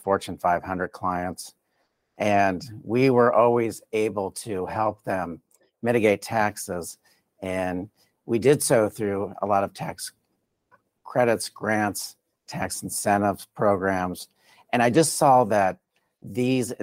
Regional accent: South Florida, United States; moved away as an adult; also born or lived in Colorado; born and raised in South Florida in a Hispanic community

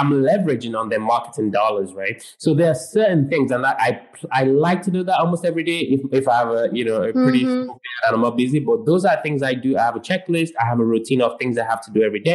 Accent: United Kingdom; I'm British.

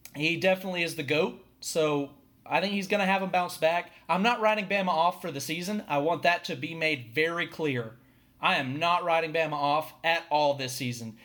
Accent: Atlanta, Georgia, United States; I am from Metro Atlanta

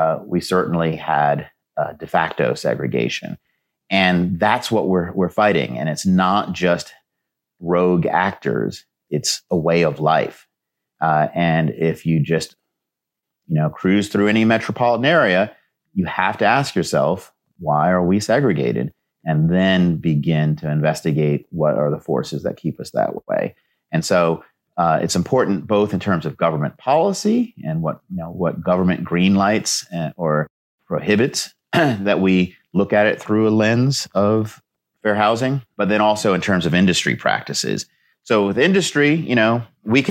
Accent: New York City, New York, United States; now in Washington, D.C., United States; my hometown in New York City, Queens

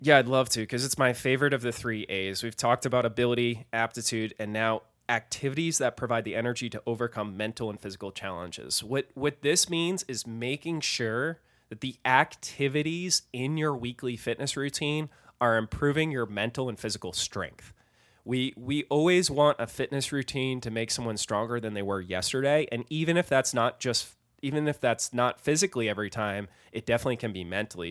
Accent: Massachusetts, United States; I grew up in Massachusetts

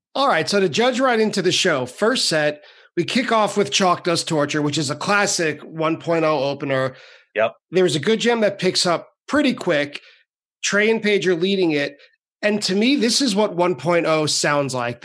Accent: Long Island, New York, United States; I grew up on Long Island

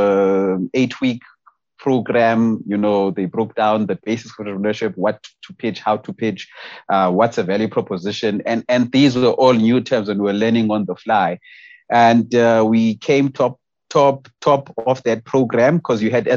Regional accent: Eastern Cape, South Africa; moved away as an adult; now in Johannesburg, South Africa; I grew up in the Eastern Cape, and I came to Joburg around 2017

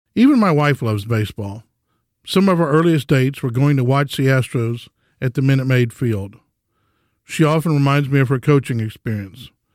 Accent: Houston, Texas, United States; growing up in Houston

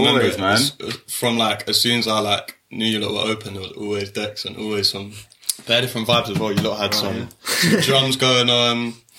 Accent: London, United Kingdom; I'm from Shepherd Bush, so I'm just down the road from here, not far from Ladbroke Grove

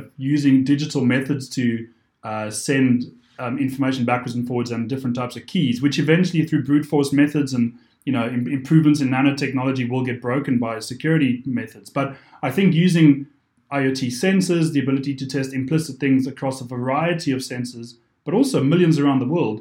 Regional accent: South Africa; moved away; being South African originally

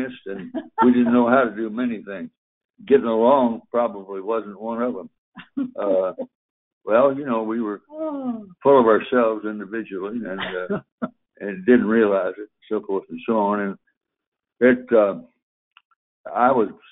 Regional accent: Victoria, Texas, United States; also born or lived in Bay City, Texas / Gonzales, Texas / Odessa, Texas; I went back to Victoria, that's my hometown

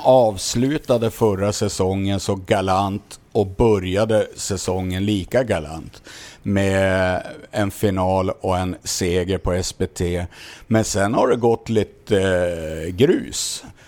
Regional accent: Sweden; oss svenskar

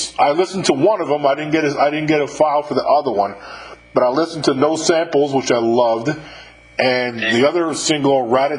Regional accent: Westchester County, New York, United States; I'm from upstate New York, but not too far, about 39 miles north of the Bronx in Westchester County is where I grew up.

